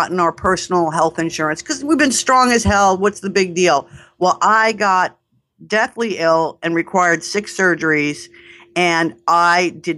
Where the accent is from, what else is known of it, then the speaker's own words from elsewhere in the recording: New York, United States; accent: New York; I'm a New Yorker